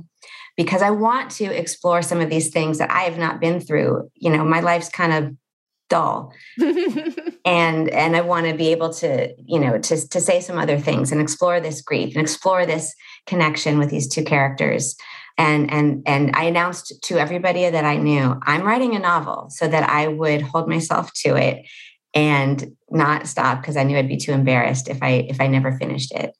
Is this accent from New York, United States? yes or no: no; Los Angeles, California, United States; born or raised there